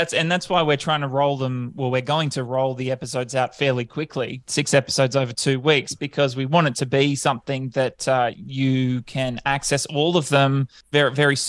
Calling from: Brisbane, Queensland, Australia; I'm calling in from Brisbane today. It's where I live. I moved up here

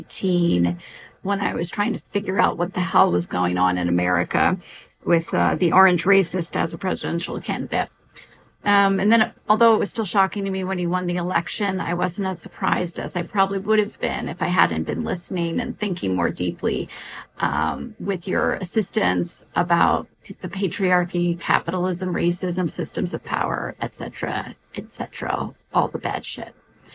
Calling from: Pennsylvania, United States; I am calling in from Pennsylvania.

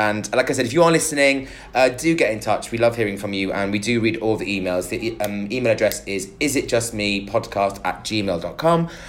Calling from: Nigeria; although I'm currently not in the UK, I'm listening from Nigeria and consider myself to be your biggest Nigerian fan.

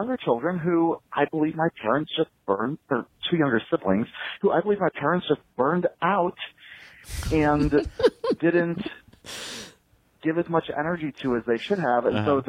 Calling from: Iowa, United States; I'm calling from Iowa.

